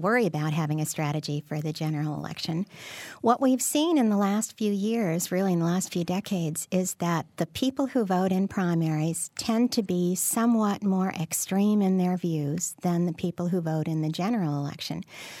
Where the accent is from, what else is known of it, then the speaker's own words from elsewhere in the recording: Illinois, United States; I grew up in Cook County, so I understand that very well.